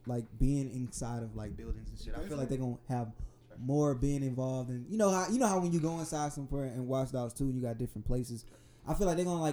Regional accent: Southern California, United States; now in Texas, United States; I'm originally from Southern California

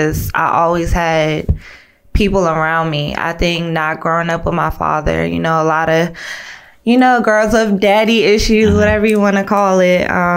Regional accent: Fort Belvoir, Virginia, United States; born there; I was born in VA, Military Hospital, Fort Belvoir.

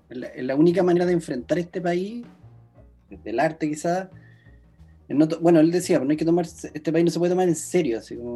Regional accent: Rancagua, O'Higgins, Chile; Somos de Rancagua porque nos juntamos, nosotros tenemos otro código.

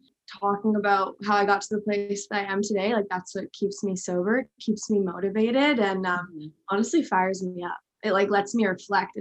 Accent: West Vancouver, British Columbia, Canada; also born or lived in England; I was born in England and then we moved over to West Vancouver when I was quite young

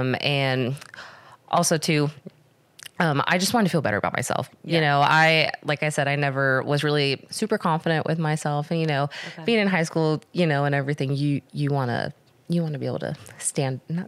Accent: Murfreesboro, Tennessee, United States; I was born and raised in Murfreesboro

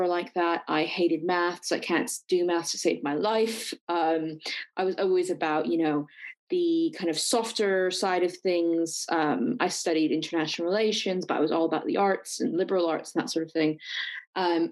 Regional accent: Silicon Valley, California, United States; I'm actually from Silicon Valley. Yes, people do grow up and live here. So I was born and raised here

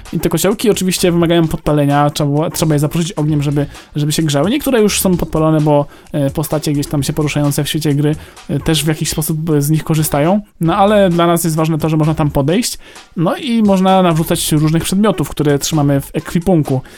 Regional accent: Greater Poland, Poland; ja jestem z Wielkopolski

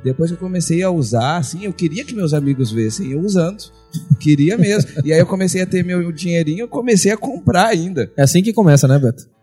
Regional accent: Diadema, São Paulo, Brazil; moved away; eu sou do ABC lá de São Paulo

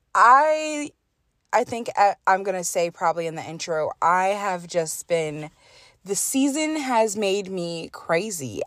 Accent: United States; I'm American

